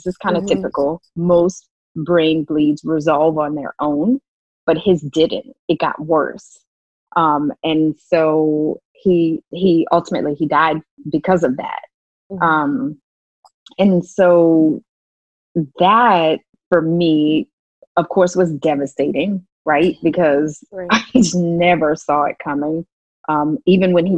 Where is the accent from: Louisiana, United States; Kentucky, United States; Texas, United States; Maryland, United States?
Louisiana, United States; New Orleans; I grew up in New Orleans